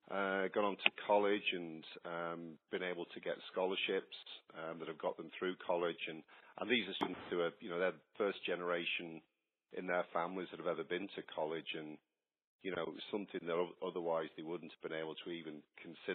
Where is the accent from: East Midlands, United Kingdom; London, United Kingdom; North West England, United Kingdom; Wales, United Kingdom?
North West England, United Kingdom; Warrington; now in Georgia, United States; Well, my hometown, you can sense from my accent, I'm not a local Georgia boy. I come from the northwest of England, from a little town called Warrington.